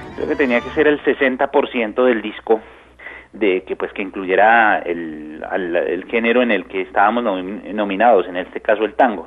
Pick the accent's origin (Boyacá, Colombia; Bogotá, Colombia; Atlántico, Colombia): Bogotá, Colombia; also born or lived in Buenos Aires, Argentina; somos colombianos, somos bogotanos, vamos a hacer música de nuestro país